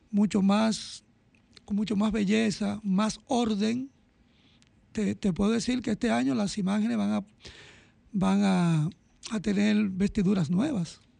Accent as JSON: {"language": "Spanish", "country": "Dominican Republic", "said": "porque somos la primada de América, somos los primeros del Nuevo Mundo"}